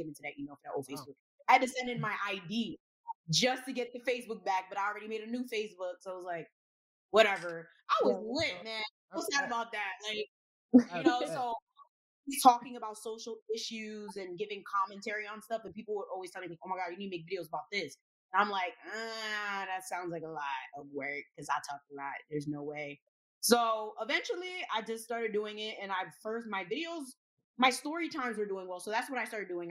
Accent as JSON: {"language": "English", "town": "Elizabeth", "region": "New Jersey", "country": "United States", "tie": "born or raised there", "also_born_or_lived": "Bay Shore, Long Island, New York / Newark, New Jersey", "said": "So I was practically raised in Jersey my entire life. Grew up in Elizabeth, New Jersey. Currently live in Newark."}